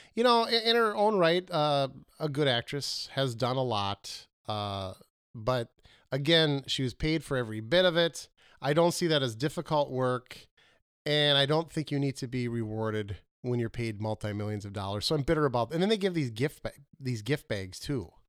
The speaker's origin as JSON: {"language": "English", "region": "Minnesota", "country": "United States", "said": "I am from Minnesota"}